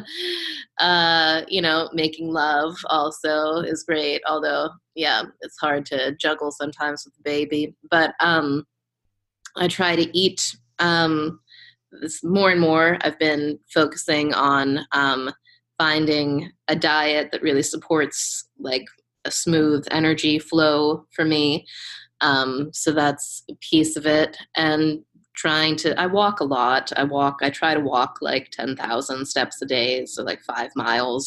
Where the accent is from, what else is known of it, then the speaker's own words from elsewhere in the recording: Pittsburgh, Pennsylvania, United States; my hometown of Pittsburgh